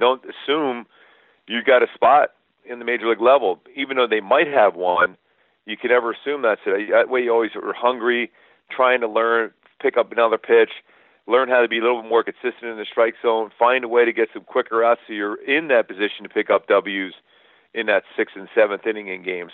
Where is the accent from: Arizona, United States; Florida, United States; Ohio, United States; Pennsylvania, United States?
Pennsylvania, United States; Philadelphia; It was a pretty small house we grew up in Philly